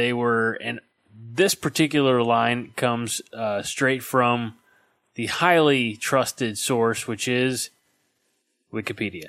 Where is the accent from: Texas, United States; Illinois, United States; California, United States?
Illinois, United States; we're both from Illinois